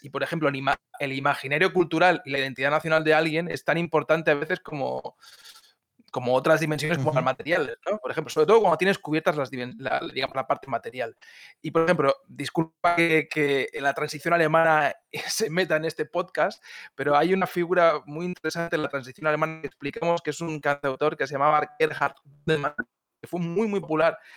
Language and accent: Spanish; Spain; now in Germany; yo soy alemán de adopción y también soy español, tengo también un poco de identidad catalana